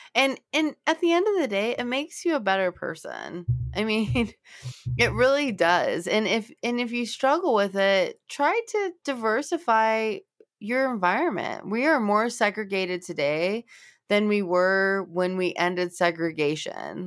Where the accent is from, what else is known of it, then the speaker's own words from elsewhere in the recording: Los Angeles, California, United States; now in Cincinnati, United States; I'm from Los Angeles and I was raised in a more multicultural environment